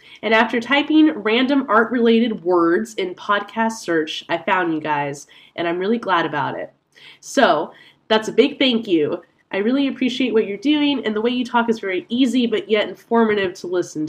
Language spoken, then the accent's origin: English; Lithuania; As I said, I'm from Lithuania, but I was just visiting some of my family in San Francisco.